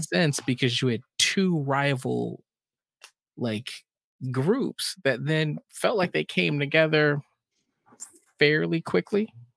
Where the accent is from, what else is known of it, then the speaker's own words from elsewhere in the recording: Texas, United States; I grew up in Texas.